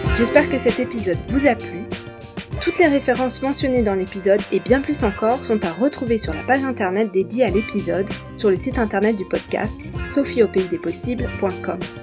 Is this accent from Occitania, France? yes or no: yes; Montpellier, Occitania, France; Je suis originaire de Montpellier